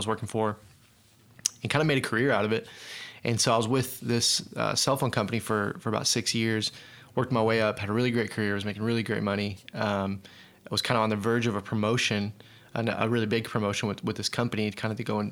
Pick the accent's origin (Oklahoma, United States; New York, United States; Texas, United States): Oklahoma, United States; Tulsa; Born and raised in Tulsa. Always been Oklahoman.